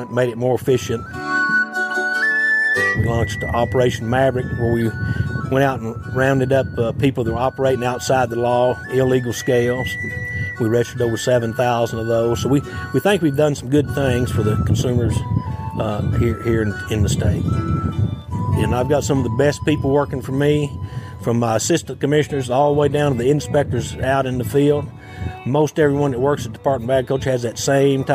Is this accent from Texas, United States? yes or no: yes; De Leon, Texas, United States; I grew up in Comanche County, a little town called De Leon, Texas.